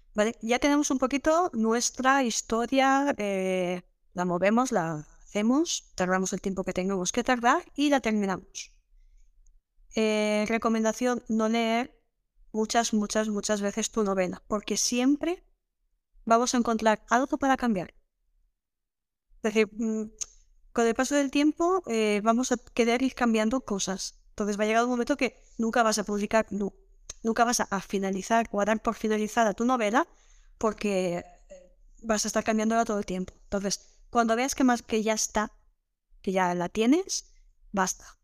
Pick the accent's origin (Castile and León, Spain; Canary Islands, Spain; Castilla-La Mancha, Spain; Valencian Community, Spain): Valencian Community, Spain; Villarreal; soy de Villarreal